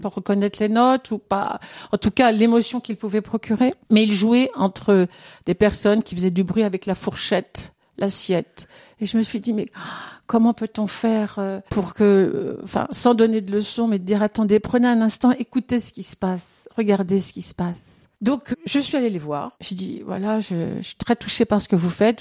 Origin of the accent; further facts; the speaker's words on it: France; je suis née en France, mais j'ai cette culture aussi de d'immigrés